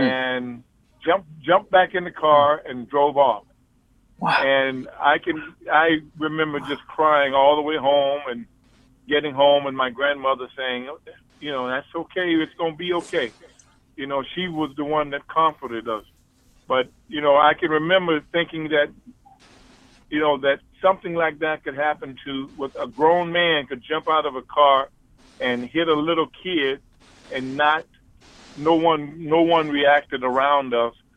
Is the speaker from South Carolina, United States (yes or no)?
yes; Columbia, South Carolina, United States; moved away; Columbia was my hometown